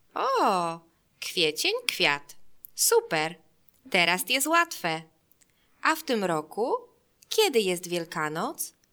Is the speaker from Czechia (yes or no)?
no; Germany; Polish is a second language; now in Warsaw, Poland; Jestem Niemką, ale teraz mieszkam w Polsce. Uczę się polskiego